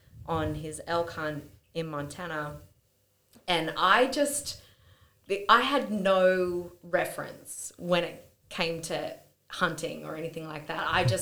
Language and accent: English; Perth, Western Australia, Australia; born there; also born or lived in Victoria / Sydney / Newcastle / Canberra; I was born in Perth and I've lived there twice. I've lived in Victoria, I've lived in Sydney and Newcastle and Canberra.